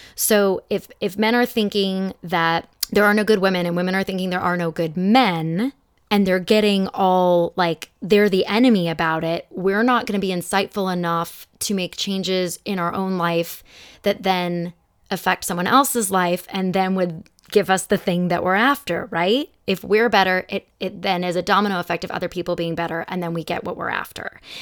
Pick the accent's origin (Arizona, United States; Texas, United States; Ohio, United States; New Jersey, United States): Arizona, United States; Phoenix; moved away as an adult; now in Los Angeles, United States; I'm from Phoenix, but I've lived here for sixteen years.